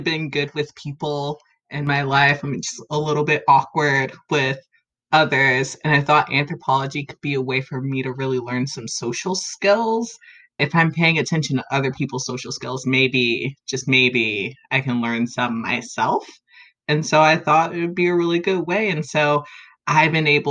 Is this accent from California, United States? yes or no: yes; Berkeley, California, United States; I am from Berkeley. I grew up here